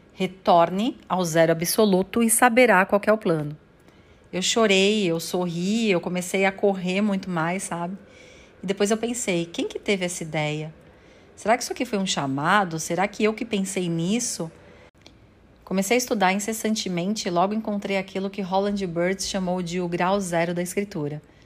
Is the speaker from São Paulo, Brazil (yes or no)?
yes; São Paulo, Brazil; Eu nasci em São Paulo, no bairro do Tatuapé, e até os 4 anos de idade eu fui criada pela minha mãe solteira e pela minha avó